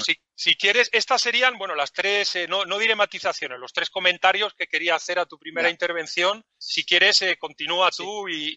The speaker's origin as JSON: {"language": "Spanish", "region": "Valencian Community", "country": "Spain", "said": "en mi tierra, porque yo soy de la comunidad valenciana"}